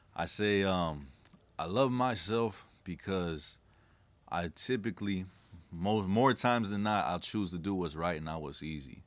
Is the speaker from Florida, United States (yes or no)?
no; La Puente, California, United States; I grew up in a city called La Puente in California